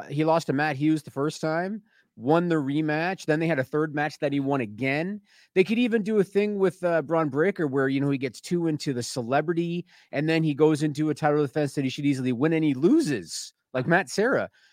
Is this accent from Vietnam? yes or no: no; Canada; I'm Canadian